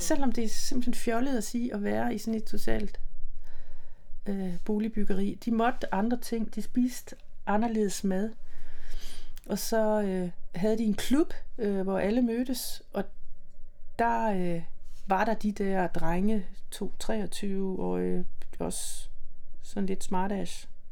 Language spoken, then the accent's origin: Danish; Silkeborg, Central Denmark Region, Denmark; I Silkeborg, i øh, Midtjylland